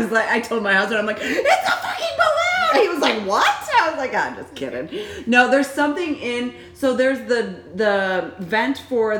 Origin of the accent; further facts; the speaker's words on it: Chicago suburbs, Illinois, United States; I'm from Chicago, a suburbs.